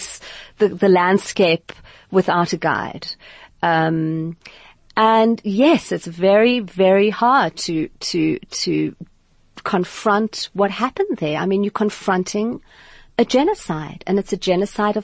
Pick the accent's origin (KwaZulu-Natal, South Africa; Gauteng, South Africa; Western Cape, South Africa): Western Cape, South Africa; Cape Town; I grew up in Sea Point, Cape Town